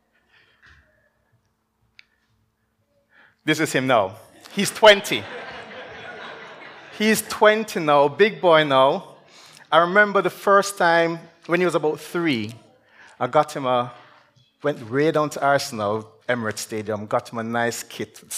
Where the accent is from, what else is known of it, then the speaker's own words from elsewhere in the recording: Jamaica; moved away as an adult; I'm from Jamaica. I actually grew up in Jamaica, and I came here, went back down